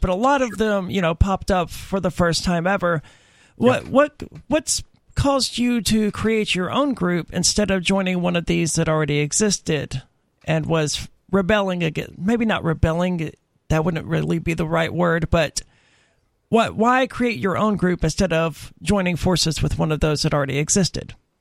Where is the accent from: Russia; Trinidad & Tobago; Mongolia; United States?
United States; Mississippi; I'm from Mississippi, where you know people are hardcore Christians